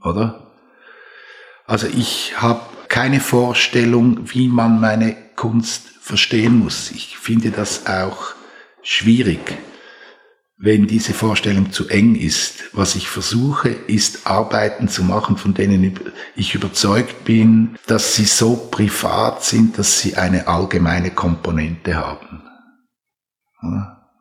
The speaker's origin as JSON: {"language": "German", "country": "Switzerland", "tie": "born or raised there", "said": "Bin selber in einem Haus aufgewachsen, das mit einer großen architektonischen Ernsthaftigkeit gebaut wurde. Es war das erste Haus von Eduard Neuenschwander, als er nach seinen Jahren bei Alvar Alto in die Schweiz zurückgekommen ist, hat er für meine Eltern sein erstes Haus gebaut"}